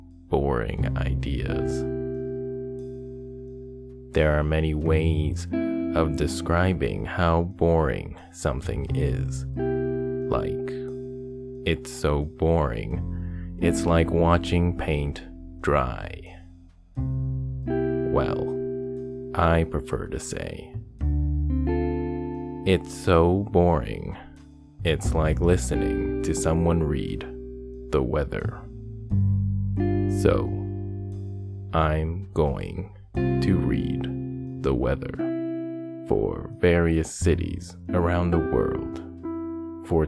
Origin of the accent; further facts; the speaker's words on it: Canada; my home country of Canada. Starting off with the city I live in, Toronto